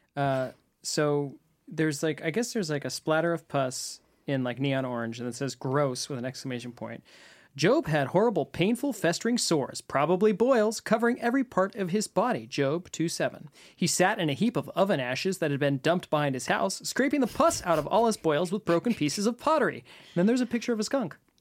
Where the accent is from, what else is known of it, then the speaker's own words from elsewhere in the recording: San Francisco, California, United States; I was actually born and raised in San Francisco